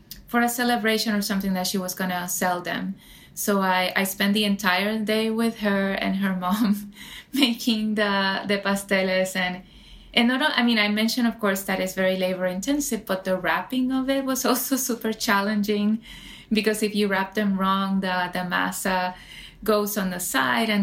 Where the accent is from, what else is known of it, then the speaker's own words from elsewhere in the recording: San Juan, Puerto Rico; now in New York City, United States; growing up in Puerto Rico, I grew up in San Juan, the capital, so very urban